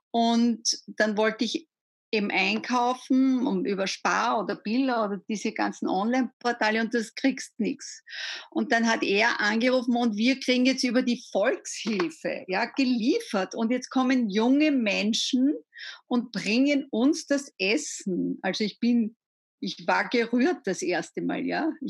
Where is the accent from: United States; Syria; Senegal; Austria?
Austria; Gmunden, Upper Austria; born there; Ich bin ja. eine gebürtige Gmundnerin.